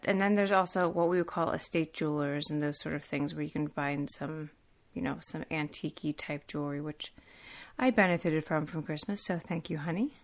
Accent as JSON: {"language": "English", "region": "Pennsylvania", "country": "United States", "said": "I'm from Pennsylvania"}